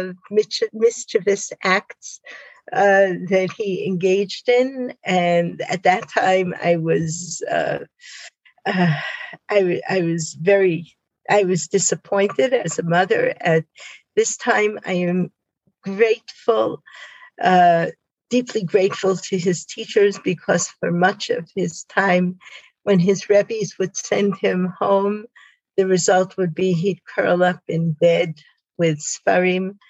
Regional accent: Spring Valley, New York, United States; moved away as an adult; also born or lived in Beit She'an, Israel; now in Israel; I grew up in Spring Valley, New York

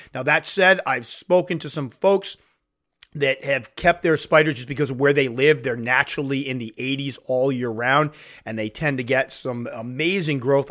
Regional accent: United States; in my home country

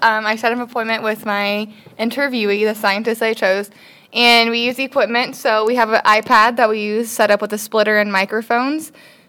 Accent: Western Nebraska, United States; I'm from Western Nebraska, so we do a lot of irrigating

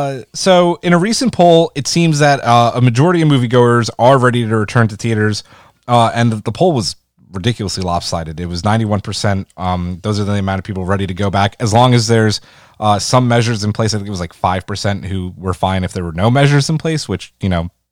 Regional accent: New York City, New York, United States; I'm from Queens

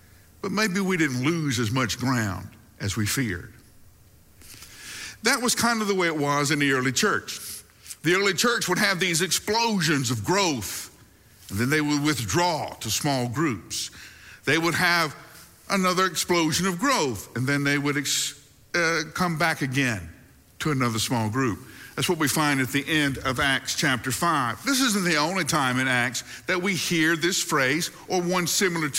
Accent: the South, United States; one of the great things about growing up in the South is you have appropriate phrases for just about every situation

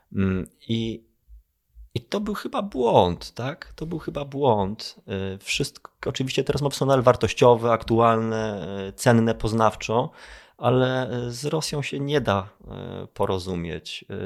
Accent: Kraków, Lesser Poland, Poland; ja jestem z Krakowa

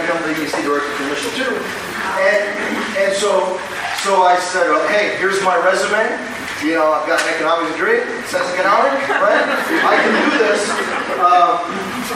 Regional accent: Brownsville, Texas, United States; moved away as an adult; also born or lived in Austin / Washington, D.C. / Rio Grande Valley; I was born and raised in Brownsville, moved to Austin, went to college in Austin, moved to D.C., worked in D.C., came to the Valley

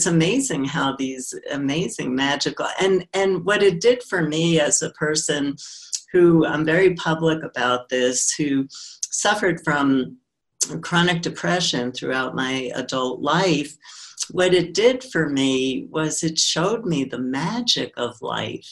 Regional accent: New York City, New York, United States; growing up in Brooklyn

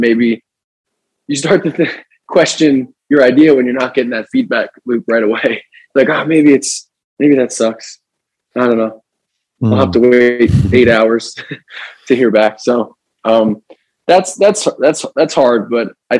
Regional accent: New Jersey, United States; moved away; We're going to go back to our hometown. We grew up in New Jersey

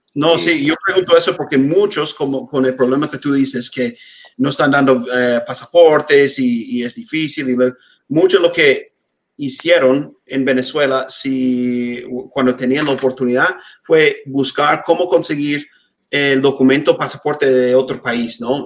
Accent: United States; Spanish is a second language; also born or lived in Mexico City; crecí en un pueblo muy chiquito aquí en Estados Unidos

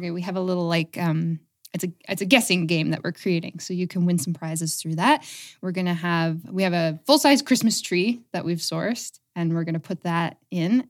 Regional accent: Aylmer, Ontario, Canada; moved away as an adult; also born or lived in London, Ontario / Calgary / Toronto; I grew up in Elmer. I went away for quite a while, and I've just come back recently

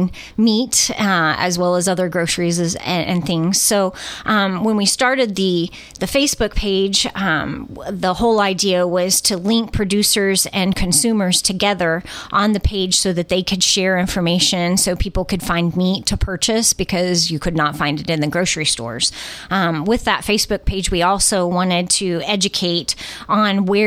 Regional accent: United States; As an American

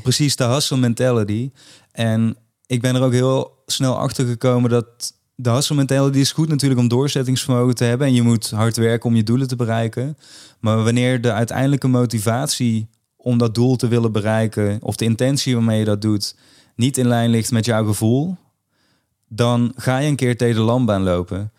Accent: Limburg, Netherlands; in Limburg, waar ik vandaan kom

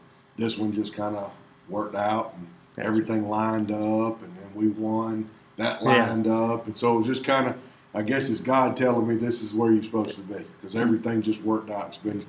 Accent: Greenwood, South Carolina, United States; moved away as an adult; I grew up in Greenwood

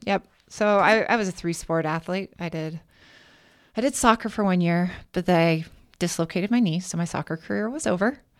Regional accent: Kennewick, Washington, United States; I was born in Kennewick, Washington.

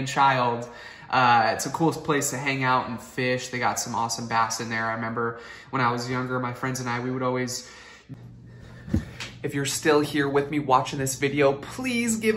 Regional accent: Santa Rosa, California, United States; I was born and raised here in Santa Rosa

